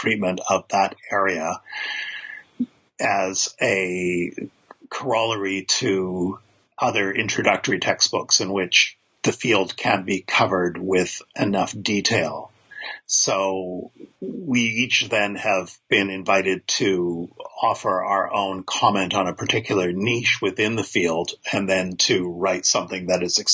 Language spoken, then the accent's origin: English; Canada; I'm a Canadian biblical scholar